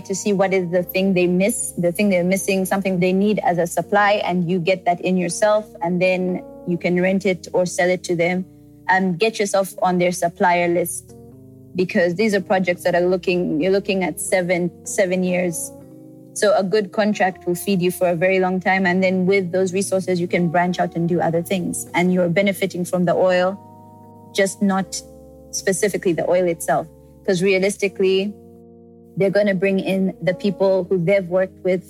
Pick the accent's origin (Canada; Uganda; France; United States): Uganda; moved away as an adult; also born or lived in South Africa / Rwanda; my home country